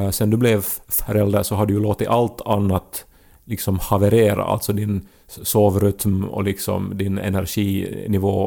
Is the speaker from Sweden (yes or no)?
no; Jakobstad, Ostrobothnia, Finland; Där, där vi är från, typ.